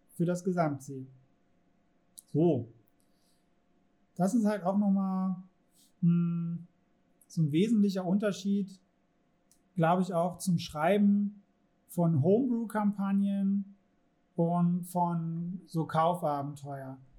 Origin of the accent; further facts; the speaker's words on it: Germany; in unserer Gesellschaft, Kultur, in der wir jetzt hier leben, als Deutsche